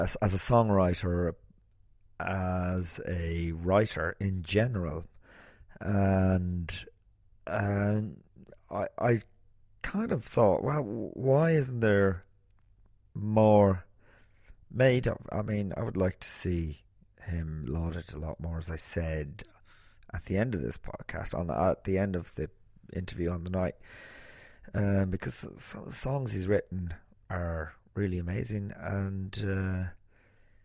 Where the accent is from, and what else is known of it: Ireland